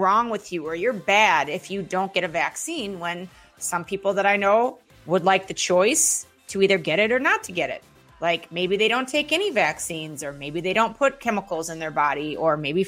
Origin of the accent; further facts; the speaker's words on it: Minneapolis, Minnesota, United States; I'm from Minneapolis